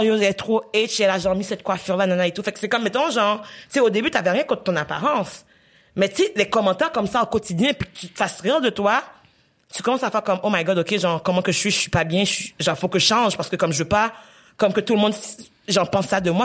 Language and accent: French; Haiti; moved away; j'ai grandi en Haïti